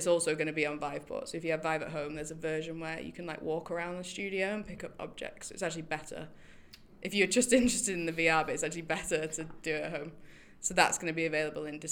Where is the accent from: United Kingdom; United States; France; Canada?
United Kingdom; Manchester, North West England; moved away; I'm from Manchester